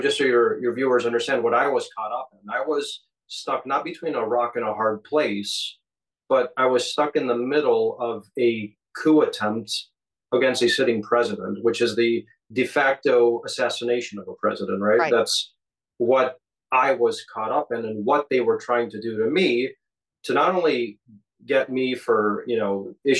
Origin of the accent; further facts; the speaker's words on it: Chicago, Illinois, United States; my hometown of Chicago